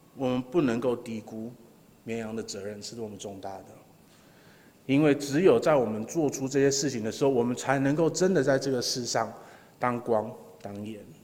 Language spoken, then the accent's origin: Chinese; Taiwan; 我们台湾人就是你去哪里玩，就是唯一想做的就是吃嘛